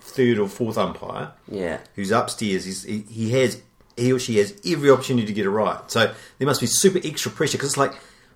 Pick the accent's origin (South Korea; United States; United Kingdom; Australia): United Kingdom; England; I'm English